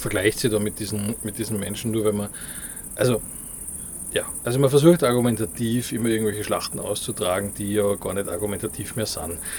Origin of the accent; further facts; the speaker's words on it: Austria; now in Vienna, Austria; hier bei uns in Österreich, also in Wien, wo ich jetzt lebe